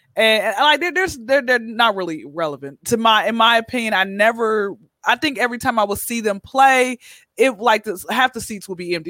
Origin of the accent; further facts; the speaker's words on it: Atlanta, Georgia, United States; now in Los Angeles, United States; born and raised in Atlanta